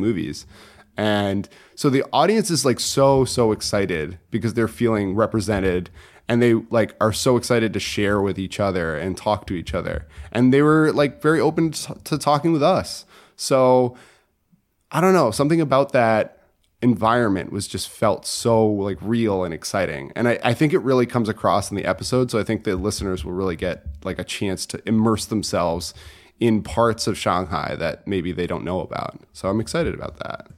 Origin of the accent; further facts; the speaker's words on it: Connecticut, United States; moved away; I, am from Connecticut originally